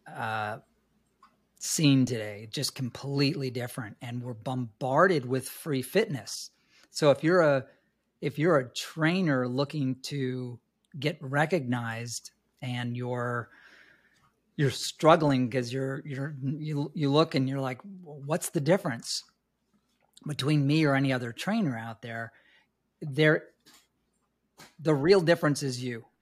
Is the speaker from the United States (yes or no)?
yes; New York City, New York, United States; moved away; also born or lived in Los Angeles; I was born and raised in New York City